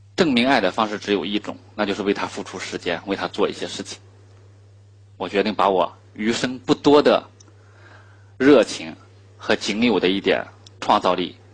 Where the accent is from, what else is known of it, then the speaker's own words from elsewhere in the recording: China; 我们中国人